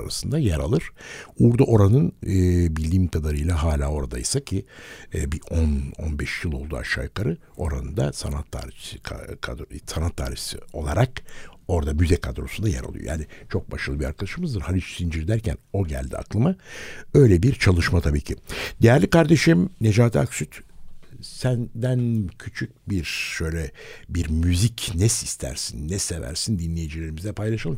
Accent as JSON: {"language": "Turkish", "region": "Istanbul", "country": "Turkey", "said": "biz çok çok sevindik İstanbullular olarak"}